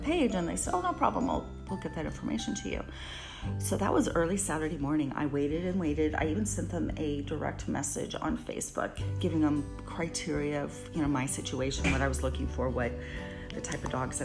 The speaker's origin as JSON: {"language": "English", "region": "California", "country": "United States", "tie": "born or raised there", "said": "I was born and raised in California"}